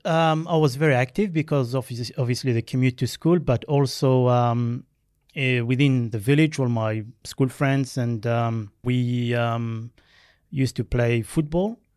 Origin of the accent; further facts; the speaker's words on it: Algeria; first language Berber; English is a second language; also born or lived in France; now in Australia; I was born in Algeria in a tiny village of uh, about 800 uh, people. Mm. And um, when I was two, we moved to France. So my primary schooling uh, was done in France.